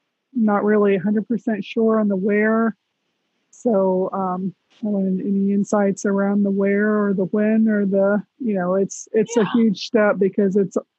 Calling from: Florida, United States; Central Florida. I live out by Disney.

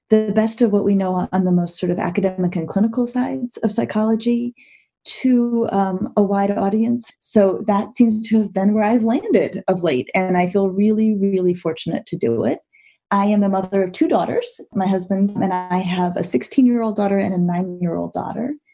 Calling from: Shaker Heights, Ohio, United States; I live in Shaker Heights, Ohio, and that's where I am right now.

